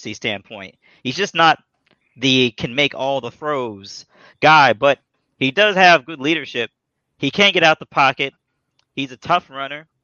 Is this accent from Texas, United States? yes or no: no; South Florida, United States; when I was growing up in South Florida